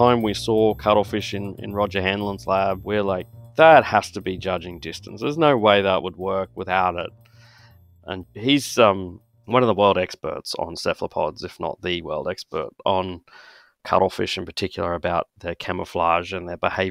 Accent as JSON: {"language": "English", "town": "Brisbane", "region": "Queensland", "country": "Australia", "tie": "born or raised there", "also_born_or_lived": "Cambridge", "moved": "as an adult", "lives_now": "Minnesota, United States", "said": "As you might have guessed from my voice, I'm Australian. So I grew up in Brisbane in Queensland"}